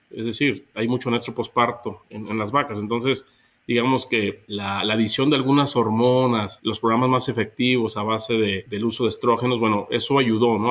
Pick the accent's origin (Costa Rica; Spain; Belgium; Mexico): Mexico; also born or lived in Argentina; salí de México para, para estudiar